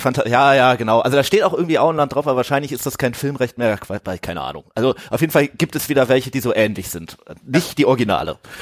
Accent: Ratingen, North Rhine-Westphalia, Germany; das kommt aus dem Talschlösschen in Rating. Das ist äh, so eine kleine Kneipe neben der Schule, wo ich irgendwie zur Schule gegangen bin

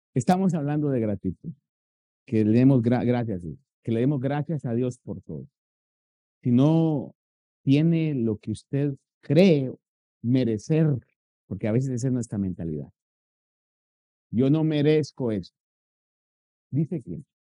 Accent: Guatemala; moved away; los guatemaltecos tenemos una comida que se llama chuchito.

